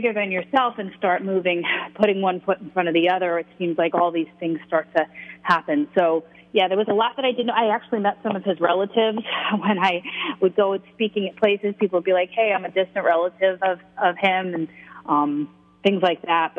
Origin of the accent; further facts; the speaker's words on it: Long Island, New York, United States; I'm Italian. I'm Italian from Long Island